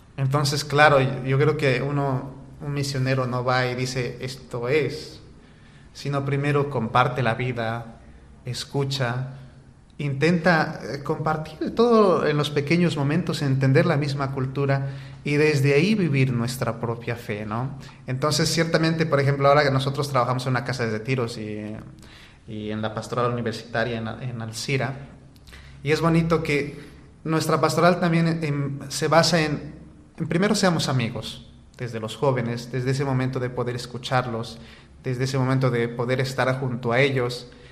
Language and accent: Spanish; Bolivia; moved away as an adult; now in Valencia, Spain; nosotros como comunidad, la mayoría somos bolivianos